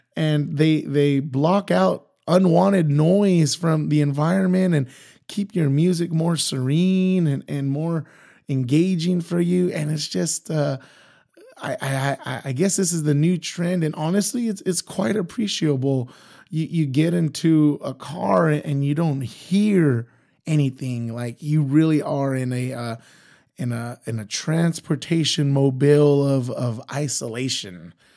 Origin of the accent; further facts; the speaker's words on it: Imperial Valley, California, United States; I'm originally from the Imperial Valley, so it's about an hour east, or I should say, it's an hour west of Yuma, Arizona.